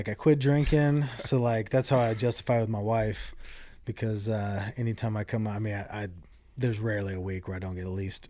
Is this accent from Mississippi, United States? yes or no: no; Hawaii, United States; born there; Or, oh, yeah, I was born in Hawaii. Like, oh, you're born in Hawaii? Like, yeah.